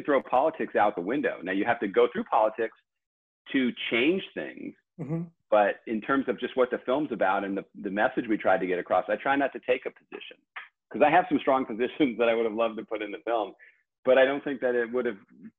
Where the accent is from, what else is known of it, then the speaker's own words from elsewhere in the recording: Southern California, United States; moved away as an adult; I grew up in Southern California